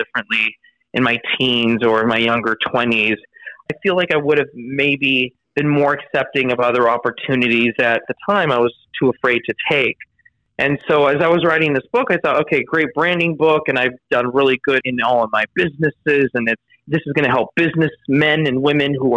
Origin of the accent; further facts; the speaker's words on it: Los Angeles, California, United States; grew up in an area in Los Angeles